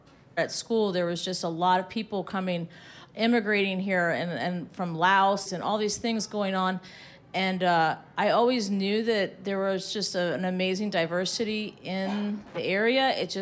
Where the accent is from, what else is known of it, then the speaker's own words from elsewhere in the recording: Arlington, Virginia, United States; So I come from Arlington, and in Arlington, you know, you can go anywhere and have anything.